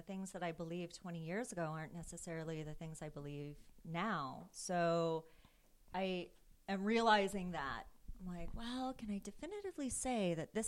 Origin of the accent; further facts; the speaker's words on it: Berkeley, California, United States; I grew up in Berkeley